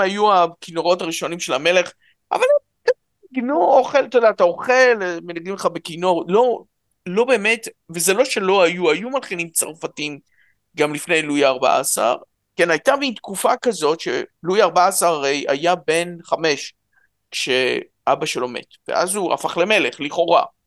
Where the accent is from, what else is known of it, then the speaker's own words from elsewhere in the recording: Jerusalem, Jerusalem District, Israel; אני ירושלמי, ההורים עלו מרוסיה